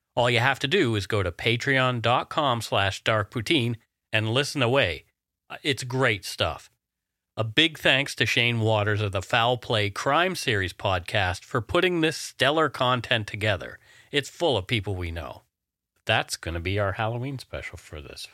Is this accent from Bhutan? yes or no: no; Canada; We are ordinary Canadian schmucks